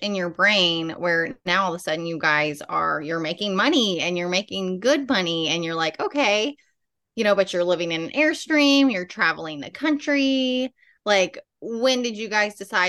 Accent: Northern Virginia, United States; moved away as an adult; also born or lived in San Diego; now in North Carolina, United States; born and raised in Northern Virginia

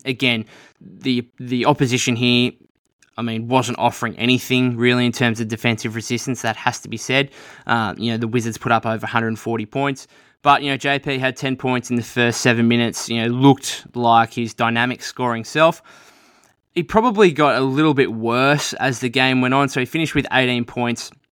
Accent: Australia; being an Australian

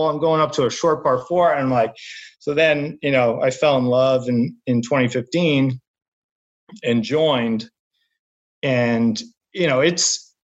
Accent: New England, United States; also born or lived in Boston; I grew up in New England. You know, I played George Wright, um, Sandy Burr, like all this stuff.

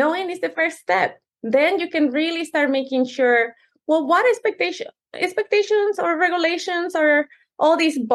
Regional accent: Mexico City, Mexico; English is a second language; now in United States; I was born and raised in Mexico City, which is a whole different culture, very traditional. But when we moved here, I didn't speak the language

